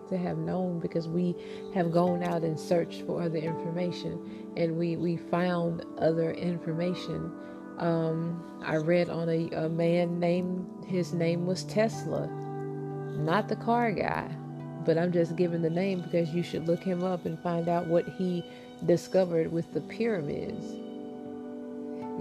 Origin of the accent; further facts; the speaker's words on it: United States; as American citizens